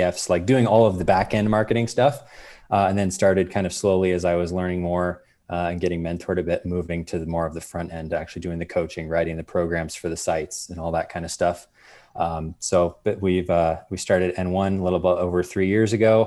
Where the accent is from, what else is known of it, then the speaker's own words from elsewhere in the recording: Arizona, United States; I'm really originally from Arizona